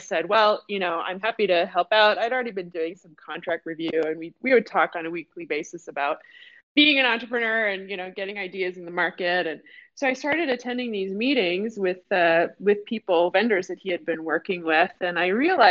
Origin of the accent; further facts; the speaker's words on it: Detroit, Michigan, United States; now in Seattle, United States; I am a Detroit born and bred girl. I grew up in Detroit.